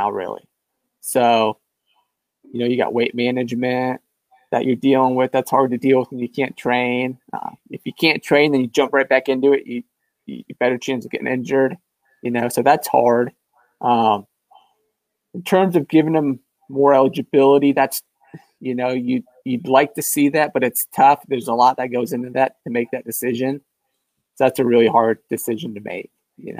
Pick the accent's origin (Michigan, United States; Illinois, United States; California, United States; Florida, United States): Michigan, United States; Rockford; I'm from Rockford, Michigan, so near Grand Rapids, the west side of the state